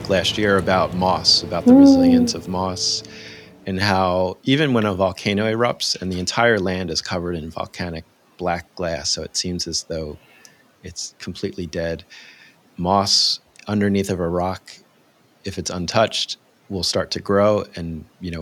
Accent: United States; you can probably tell by my accent, but I grew up in the U.S., the land of Disney

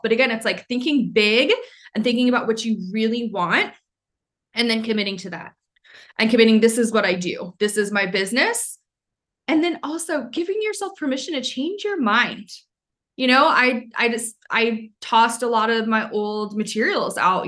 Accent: Maine, United States; moved away; I'm from Maine, so a lot of people wouldn't get the jokes.

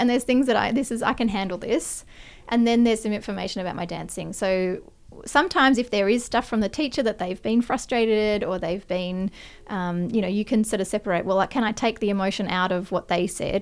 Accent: Perth, Western Australia, Australia; I grew up in Perth in, uh, Western Australia

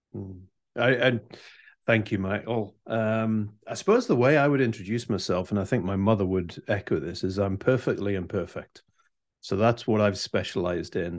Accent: United Kingdom; Being British

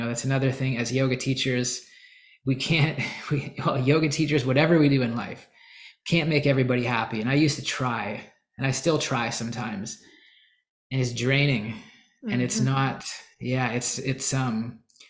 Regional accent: Canada; I'm Canadian

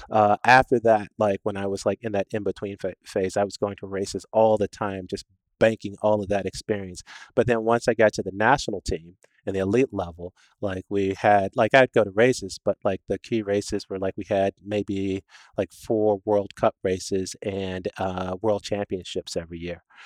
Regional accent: Washington, District of Columbia, United States; I was born in Washington D.C.

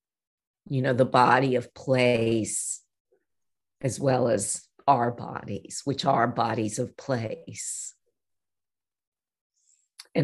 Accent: North Shore of Long Island, New York, United States; moved away; I grew up on the North Shore of Long Island, which at the time when I was growing up was still a bit wild

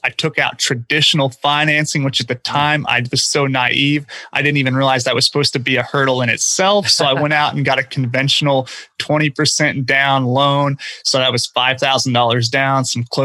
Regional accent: Oklahoma, United States; moved away as an adult; now in Houston, United States; my home market of Oklahoma. I now live in Houston, Texas, where I came down after college to work and live

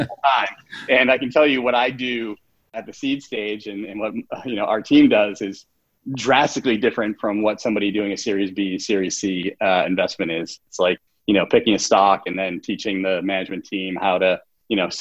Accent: Boston, Massachusetts, United States; now in New York, United States; we have it in Boston

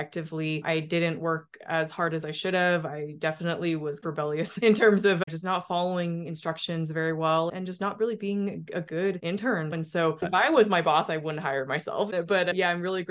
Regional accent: Salt Lake City, Utah, United States; moved away as an adult; also born or lived in Boston; I grew up in Utah

